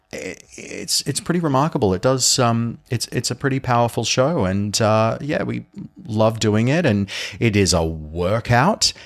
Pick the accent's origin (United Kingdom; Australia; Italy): Australia; Sydney, New South Wales; my hometown. So I'm from Sydney.